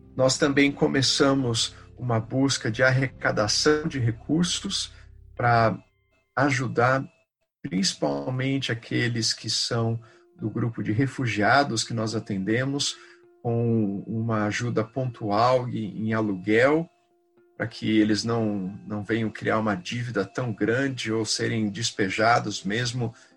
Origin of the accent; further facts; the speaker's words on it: Brazil; first language Portuguese; a gente, como voluntário, como brasileiro, a gente cresce